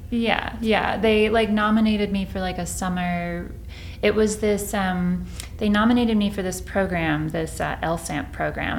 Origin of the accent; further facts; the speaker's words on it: Rendon, Texas, United States; moved away as an adult; also born or lived in Boston, Massachusetts / Ithaca, New York; now in Palo Alto, United States; I'm from Texas.